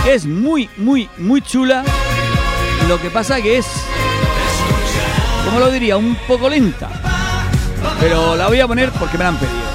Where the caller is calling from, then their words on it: Formentera, Balearic Islands, Spain; de buenos días … de Formentera.